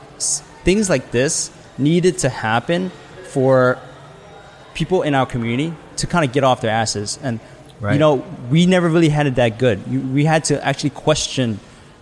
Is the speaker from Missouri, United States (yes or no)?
no; New York City, New York, United States; we grew up in LES in Lower East Side Manhattan